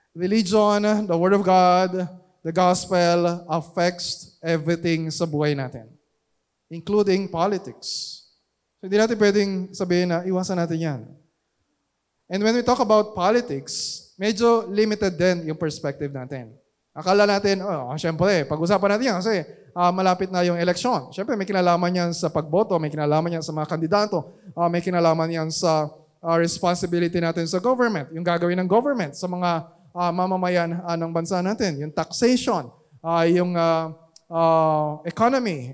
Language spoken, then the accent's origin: Tagalog; Philippines; we are Filipino citizens